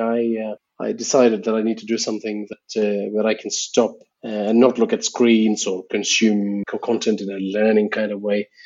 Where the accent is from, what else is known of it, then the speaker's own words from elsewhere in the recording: India; English is a second language; Indian podcasters that, you know, especially if you're doing podcasting in English, it's a bit hard for us because English is my third language too.